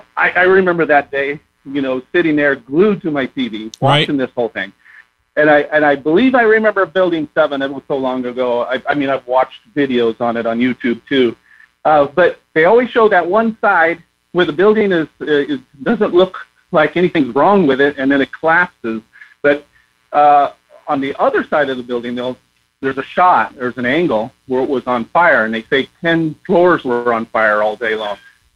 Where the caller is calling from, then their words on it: California, United States; I'm from California.